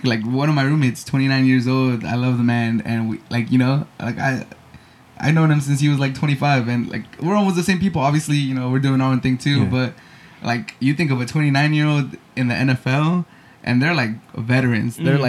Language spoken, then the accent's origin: English; San Diego, California, United States; growing up in San Diego